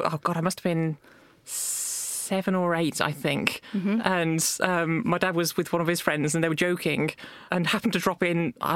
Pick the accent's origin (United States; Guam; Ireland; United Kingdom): United Kingdom; Somerset, South West England; I was born, grew up in Somerset.